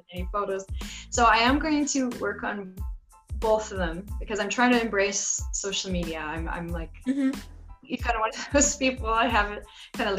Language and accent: English; Canada; in Canada too, we have the French section